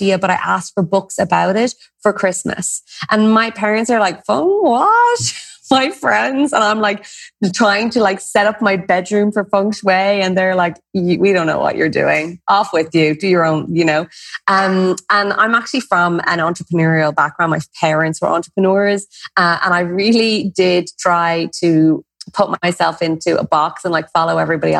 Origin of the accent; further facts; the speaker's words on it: Ireland; Everyone has a pub somewhere in their lineage as an Irish person